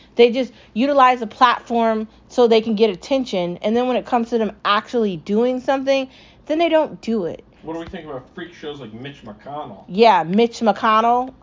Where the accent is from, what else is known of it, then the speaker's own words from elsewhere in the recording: United States; I'm American